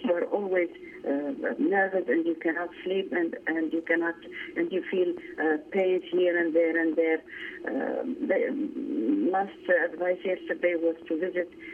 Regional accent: Iraq; moved away as an adult; now in Austria; I am Armenian from Iraq, but settled in Austria since

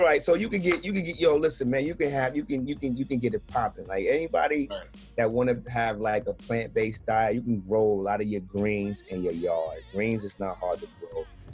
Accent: New York City, New York, United States; also born or lived in Jamaica, Queens / Crown Heights, Brooklyn; I'm from Brownsville

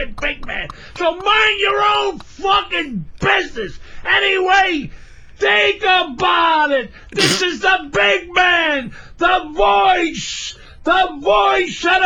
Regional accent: New York City, New York, United States; when I was growing up in Brooklyn

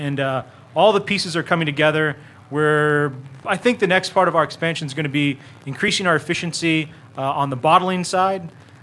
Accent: Katy, Texas, United States; I grew up in Katy. I've always considered No Label my hometown brewery

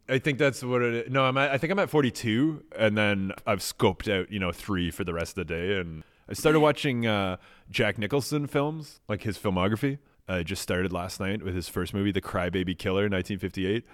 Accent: Canada; as a Canadian

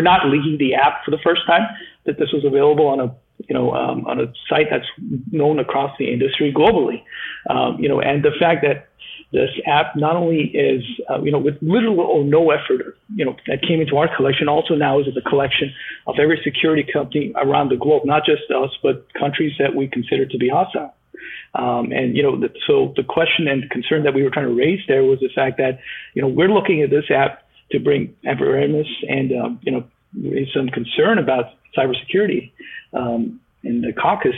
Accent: Canada; I'm a Canadian

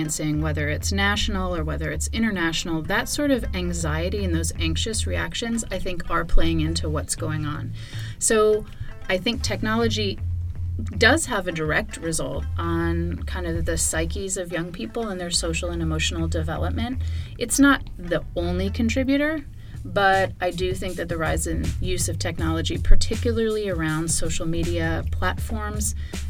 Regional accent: California, United States; moved away as an adult; also born or lived in Georgia; now in Atlanta, United States; I moved back to my home state of California

